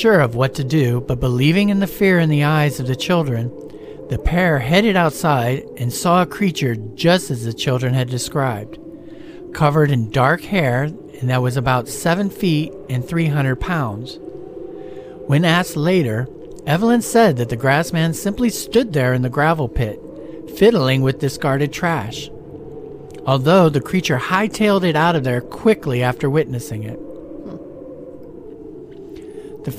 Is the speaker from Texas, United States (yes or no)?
no; Stark County, Ohio, United States; now in Florida, United States; where I grew up in Stark County, Ohio